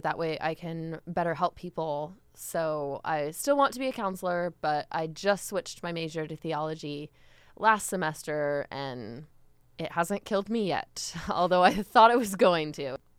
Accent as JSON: {"language": "English", "country": "United States"}